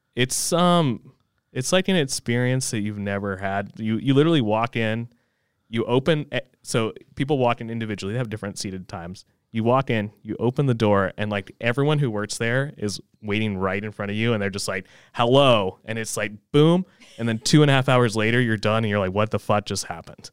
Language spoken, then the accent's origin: English; Fort Mill, South Carolina, United States; also born or lived in New York; I grew up in Fort Mill. Um, Fort Mill High, Yellow Jackets